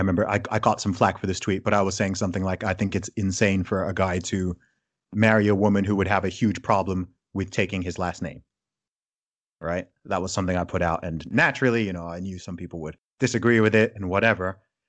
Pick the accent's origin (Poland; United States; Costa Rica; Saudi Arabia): Saudi Arabia; also born or lived in United Kingdom; as someone who's grown up in a range of different cultures, from growing up in Saudi Arabia to having my family be Nigerian, and then also living in the UK and being British